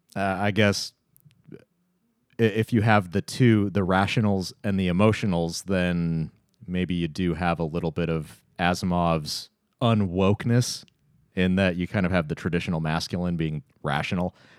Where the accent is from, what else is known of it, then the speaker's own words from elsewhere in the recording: Tacoma, Washington, United States; my hometown of Tacoma